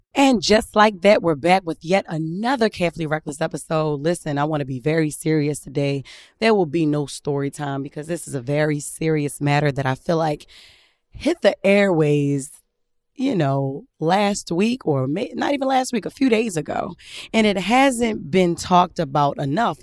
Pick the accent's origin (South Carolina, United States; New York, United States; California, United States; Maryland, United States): Maryland, United States; Baltimore; growing up in Baltimore